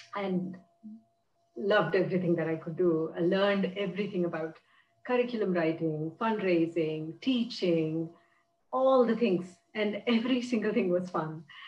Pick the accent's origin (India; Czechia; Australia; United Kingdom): India; moved away as an adult; now in United States; where I grew up in India